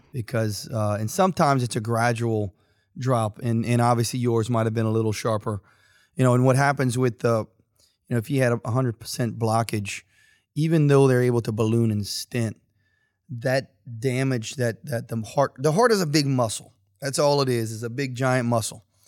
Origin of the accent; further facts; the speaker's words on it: St. Martinville, Louisiana, United States; now in Youngsville, United States; I'm originally, of course, Saint Martinville, but no one knows where Saint Martinville is. But I am from Youngsville.